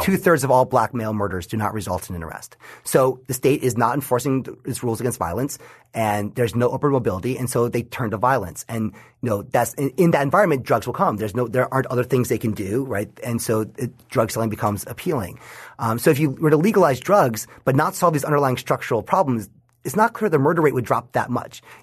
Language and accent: English; New York, United States; my home state of New York